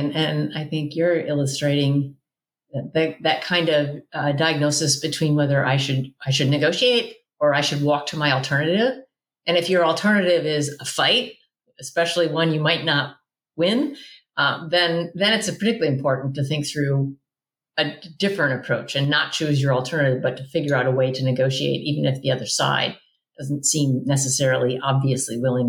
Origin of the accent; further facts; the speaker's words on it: Midwest, United States; born there; also born or lived in South; now in California, United States; I live in California, but I was born in the Midwest and I've lived in the South.